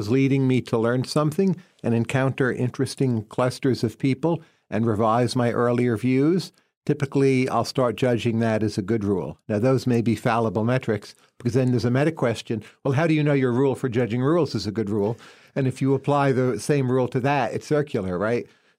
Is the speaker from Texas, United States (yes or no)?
no; New Jersey, United States; So you grow up in population density, so you learn a lot from other people. A nice thing about coming from New Jersey